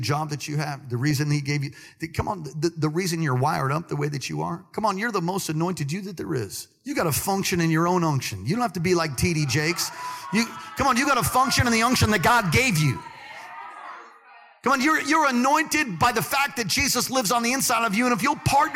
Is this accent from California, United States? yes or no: no; New York City, New York, United States; I'm from Brooklyn